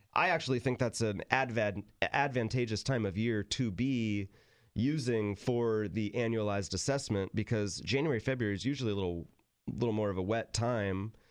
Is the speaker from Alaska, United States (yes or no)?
no; Sacramento, California, United States; moved away as an adult; also born or lived in San Luis Obispo County; Tim, who I grew up with in Sacramento